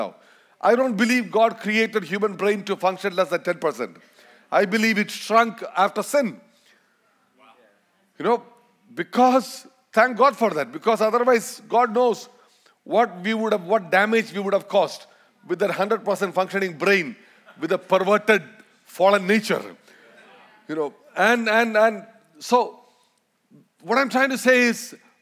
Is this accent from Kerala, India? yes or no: yes; Malayalam, Kerala, India; accent: Indian, Malayalam accent; first language Malayalam; English is a second language; we're gonna speak Malayalam. That's my mother tongue